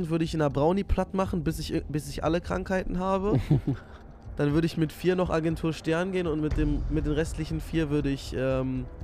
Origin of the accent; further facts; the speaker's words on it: Nigeria; born there; weil ich bin gebürtiger ähm, Nigerianer und das war ja mal eine englische Kolonie.